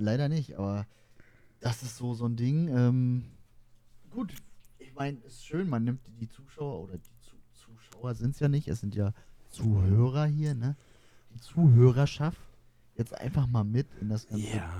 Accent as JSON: {"language": "German", "region": "Mecklenburg-Vorpommern", "country": "Germany", "said": "wir kommen aus Mecklenburg-Vorpommern"}